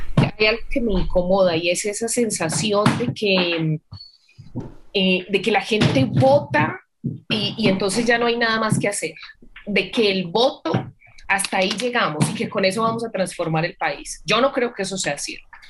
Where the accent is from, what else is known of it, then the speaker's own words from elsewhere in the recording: Antioquia, Colombia; mi pueblo tiene 8 mil habitantes